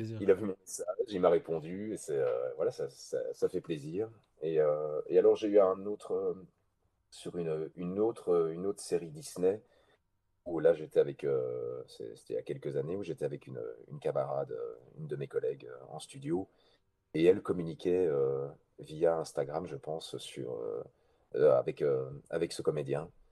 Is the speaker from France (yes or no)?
no; Belgium; chez nous en Belgique